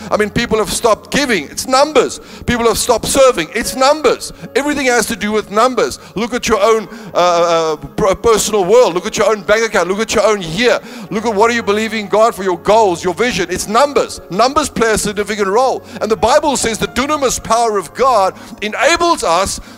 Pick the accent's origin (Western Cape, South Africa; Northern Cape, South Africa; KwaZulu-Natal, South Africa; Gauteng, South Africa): Northern Cape, South Africa; now in Cape Town, South Africa; I come from the Northern Cape. The highest thing we had there was a flyover